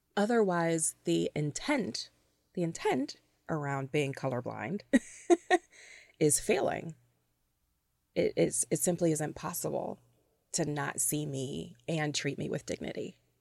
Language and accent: English; Toledo, Ohio, United States; also born or lived in Cleveland, Ohio / Chicago / Metro Detroit; now in Detroit, United States; I grew up in Toledo, Ohio